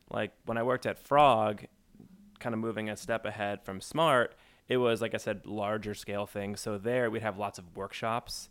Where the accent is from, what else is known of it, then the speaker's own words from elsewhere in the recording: New Jersey, United States; I'm from New Jersey